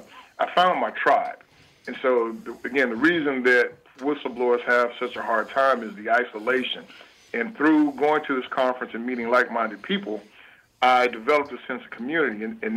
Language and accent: English; Arkansas, United States; I grew up in the Arkansas River Delta. Again, the soil was rich, but the people were poor.